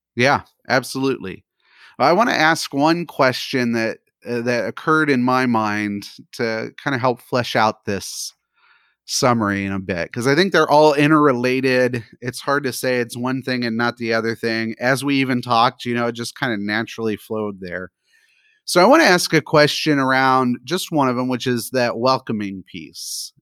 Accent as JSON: {"language": "English", "country": "United States", "said": "as an American"}